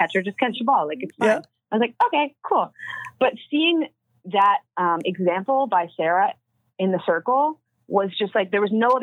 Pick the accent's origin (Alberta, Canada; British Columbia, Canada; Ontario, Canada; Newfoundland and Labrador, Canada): Ontario, Canada; Toronto; I'm from the Greater Toronto area